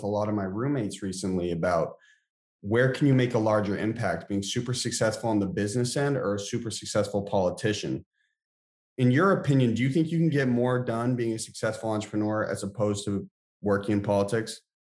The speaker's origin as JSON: {"language": "English", "town": "Lincoln", "region": "Massachusetts", "country": "United States", "tie": "born or raised there", "said": "I grew up in Lincoln, Mass."}